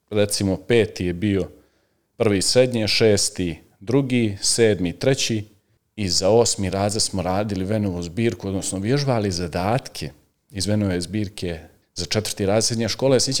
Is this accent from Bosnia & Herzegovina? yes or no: no; Nikšić, Nikšić Municipality, Montenegro; ja sam rođen u Nikšiću, u Crnoj Gori naravno, tamo sam završio osnovnu školu Luka Simonović